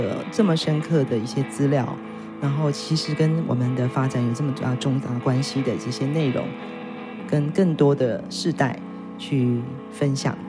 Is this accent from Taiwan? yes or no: yes; Taitung County, Taiwan; 不是我们台东人讲话特别甜